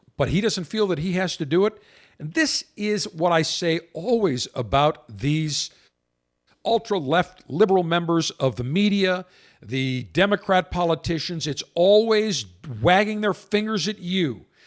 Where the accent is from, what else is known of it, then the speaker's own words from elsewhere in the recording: Buffalo, New York, United States; now in Florida, United States; my hometown Buffalo